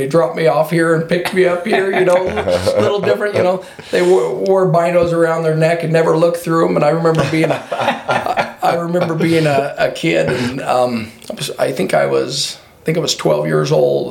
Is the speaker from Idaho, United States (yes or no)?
yes; Filer, Idaho, United States; I grew up in Filer, Idaho. Lived here my whole life.